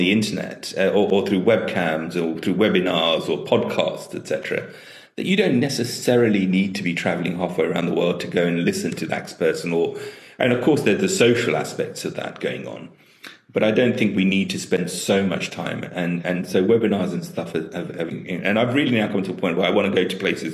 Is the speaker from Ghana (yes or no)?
no; Tanzania; now in United Kingdom; I was born in Tanzania